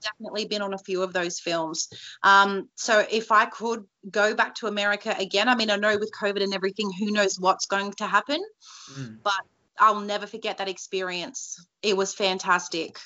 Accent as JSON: {"language": "English", "region": "New South Wales", "country": "Australia", "said": "I am from New South Wales"}